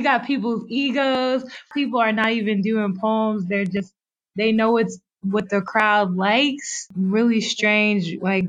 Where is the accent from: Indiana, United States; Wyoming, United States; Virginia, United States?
Virginia, United States; Keysville; moved away; also born or lived in Farmville, Virginia / Manassas, Virginia / Chapel Hill, North Carolina; So I'm from Keysville, Virginia. Well, I was born in Farmville, Virginia, but I feel that it's complicated. I feel like, you know, I lived in Keysville, Virginia. Me and my mom moved to Manassas, Virginia, and I graduated from the University of North Carolina at Chapel Hill.